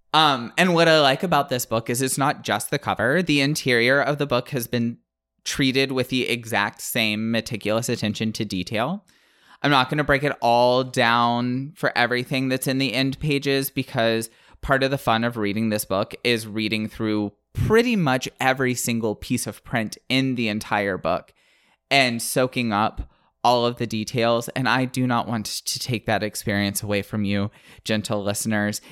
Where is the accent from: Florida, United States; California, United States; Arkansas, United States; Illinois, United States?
Florida, United States; the Panhandle of; I grew up in the Panhandle of Florida